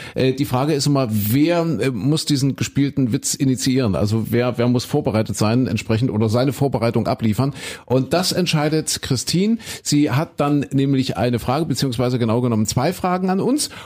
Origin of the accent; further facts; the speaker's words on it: East Germany, Germany; ich bin ja ein Kind der DDR